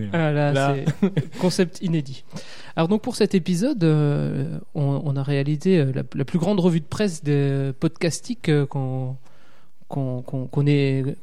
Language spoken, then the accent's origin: French; Alsace, Grand Est, France; accent: Alsatian; Je viens d'Alsace. Ça ah. s'entend à mon, mon accent chantant.